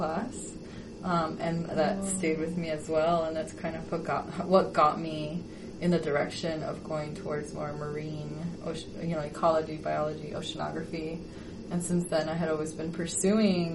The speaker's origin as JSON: {"language": "English", "town": "Chicago", "region": "Illinois", "country": "United States", "tie": "born or raised there", "said": "I grew up in Chicago, which has very long winters"}